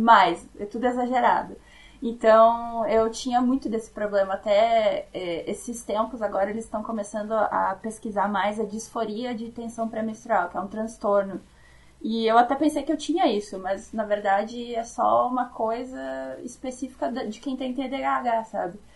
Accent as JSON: {"language": "Portuguese", "region": "South Region", "country": "Brazil", "accent": "southern", "said": "eu vou ser o sotaque do sul"}